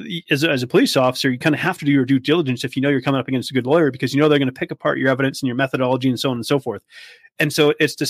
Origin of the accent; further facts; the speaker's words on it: Vancouver Island, British Columbia, Canada; moved away; I come from the West Coast. I come from British Columbia. And over there we have, you know, I come from Vancouver Island